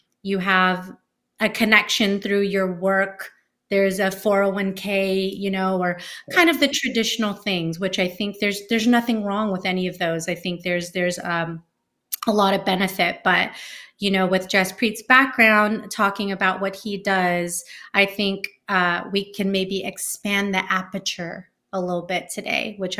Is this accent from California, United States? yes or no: yes; Bay Area, California, United States; I'm from the Bay Area